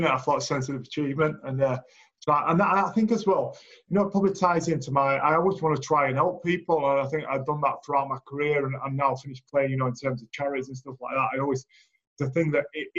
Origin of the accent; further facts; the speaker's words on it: Leeds, Yorkshire and the Humber, United Kingdom; also born or lived in Australia; brought up in Leeds. Lived there most of my life.